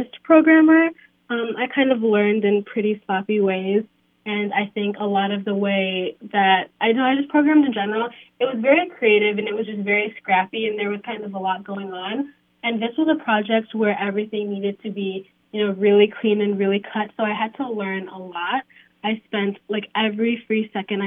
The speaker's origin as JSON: {"language": "English", "country": "Kenya", "moved": "yes", "lives_now": "Illinois, United States", "said": "I'm from Kenya"}